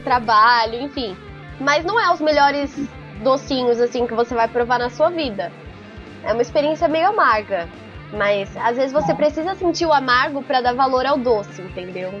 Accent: São Paulo, Brazil; eu sou de São Paulo, né, mas a minha família é do Ceará

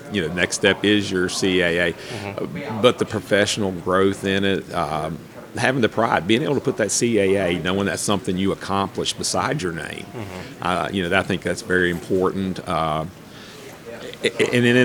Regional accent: Bluefield, West Virginia, United States; moved away as an adult; also born or lived in Christiansburg, Virginia; now in Virginia, United States; I grew up in Bluefield, West Virginia

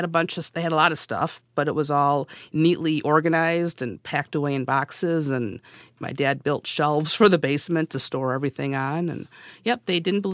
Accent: Janesville, Wisconsin, United States; I am from Janesville, Wisconsin.

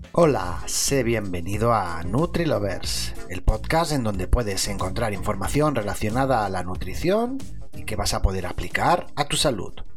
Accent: Spain; Lo digo como español o como persona mediterránea

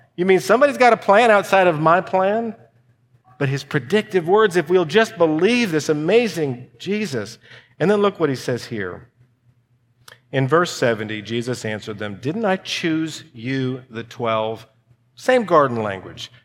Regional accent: United States; I'm an American

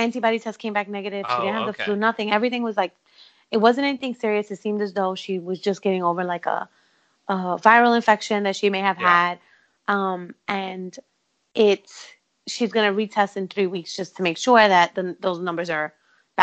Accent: New York City, New York, United States; I'm from Brooklyn.

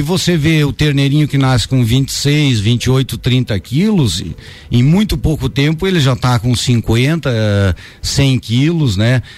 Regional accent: São José dos Ausentes, Rio Grande do Sul, Brazil; eu nasci em São José dos Ausentes, no Rio Grande do Sul, município uhum. que faz divisa com São Joaquim

